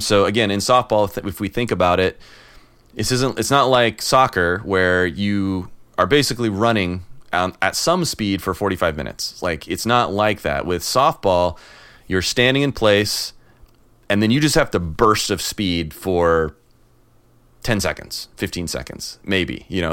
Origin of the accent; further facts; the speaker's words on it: Illinois, United States; moved away; I'm from Illinois